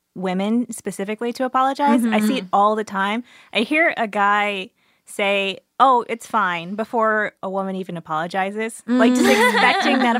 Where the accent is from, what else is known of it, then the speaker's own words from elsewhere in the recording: Missouri, United States; I'm from Missouri, and we seem to have similar situations growing up.